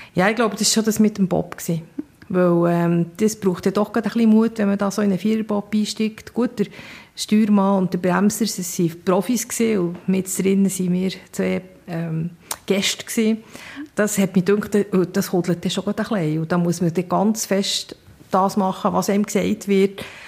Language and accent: German; Bern, Switzerland; also born or lived in Seedorf; Ich bin in Bern aufgewachsen